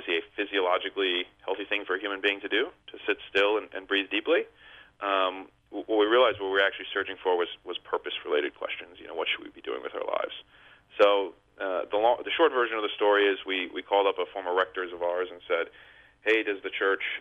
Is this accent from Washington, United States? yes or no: no; Harrisburg, Pennsylvania, United States; I grew up in Harrisburg, Pennsylvania